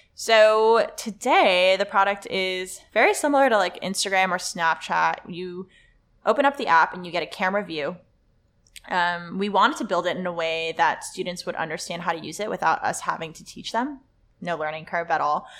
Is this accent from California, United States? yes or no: yes; Los Angeles, California, United States; English is a second language; I went to Le Lycée Français, which is a French high school in L